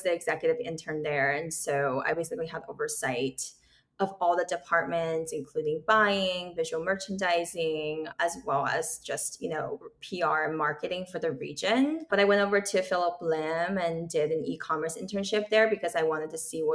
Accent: Los Angeles, California, United States; also born or lived in China; growing up in the San Fernando Valley, it's a suburb within Los Angeles County

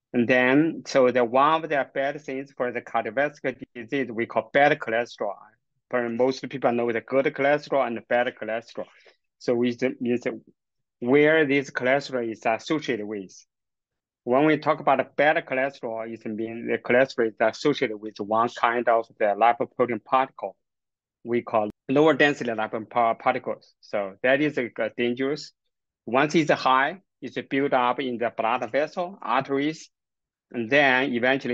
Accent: China; moved away as an adult; also born or lived in Kingston, Canada / United States; now in Alberta, Canada; I grew up in China, get my university degree and the master training in China. And then I moved to Canada

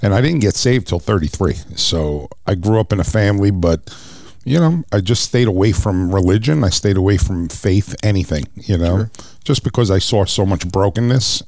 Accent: New York City, New York, United States; moved away; I was born and raised in Brooklyn, New York

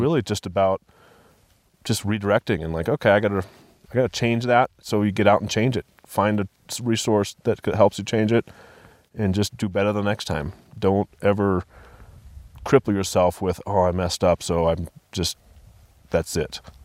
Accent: Vail, Colorado, United States; also born or lived in Denver, Colorado; I grew up in Vail, Colorado

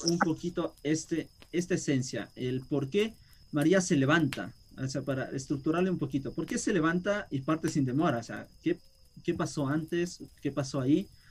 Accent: Quito, Pichincha, Ecuador; yo como quiteño de, de capital

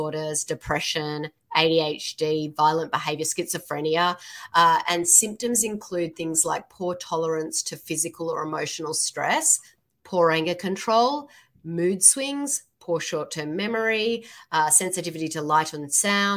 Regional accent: Sydney, New South Wales, Australia; now in Seattle, United States; I'm from Australia. Yeah. Awesome. From Sydney

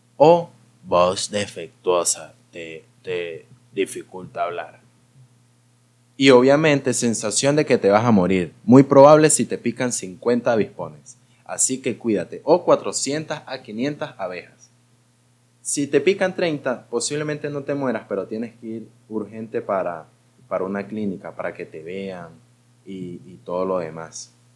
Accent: Gocho, Táchira, Venezuela; soy gocho

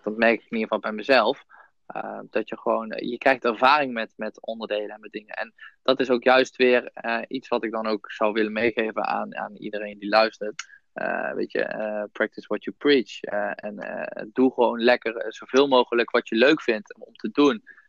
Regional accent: Son en Breugel, North Brabant, Netherlands; also born or lived in Nijmegen; ik kom uit Zonnebreugel, hetzelfde als Jasper.

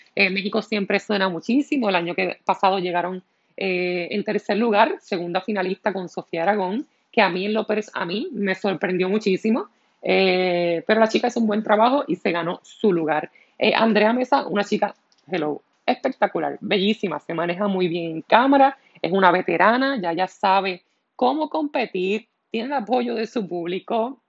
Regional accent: Puerto Rico

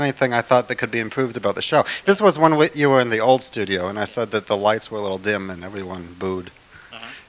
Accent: Madison, Wisconsin, United States; Madison, Wisconsin.

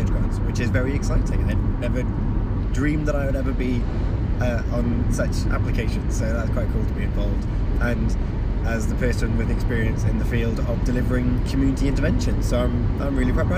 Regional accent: Haverfordwest, Wales, United Kingdom; moved away; It's my hometown.

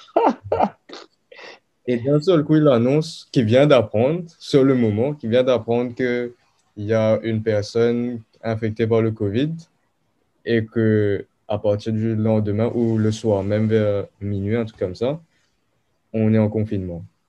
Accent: Mauritius; also born or lived in South Africa / France; je suis mauricien, mais je suis né en Afrique du Sud. Ok. Et mes parents sont mauriciens. Du coup, j'ai passé majoritairement ma vie à Maurice

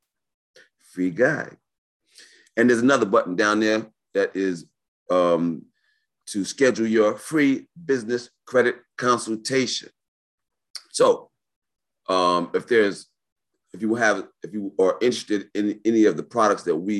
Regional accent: New York City, New York, United States; born and raised in New York City

